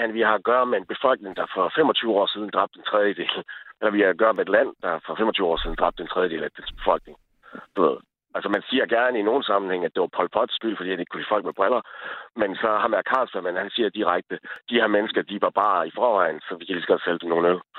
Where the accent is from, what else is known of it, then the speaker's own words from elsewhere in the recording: Sæby, North Denmark Region, Denmark; i Sæby, hvor jeg er fra.